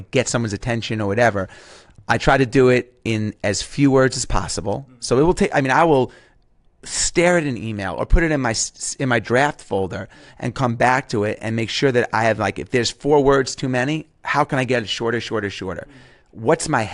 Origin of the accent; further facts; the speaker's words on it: New York, United States; accent: New York; my New York accent